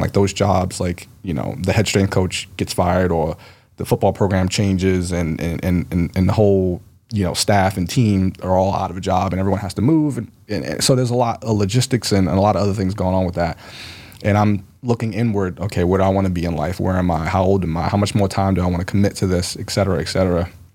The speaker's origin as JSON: {"language": "English", "town": "Baltimore", "region": "Maryland", "country": "United States", "tie": "born or raised there", "said": "I grew up in Baltimore."}